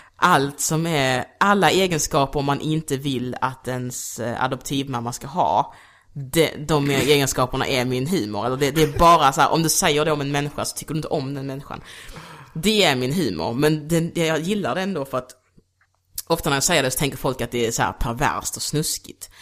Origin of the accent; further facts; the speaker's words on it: Degeberga, Skåne, Sweden; moved away; also born or lived in Luanda, Angola / Kristianstad; Jag är uppvuxen i Degeberga. Så jag flyttade typ från Angola till Kristianstad, sen till Degeberga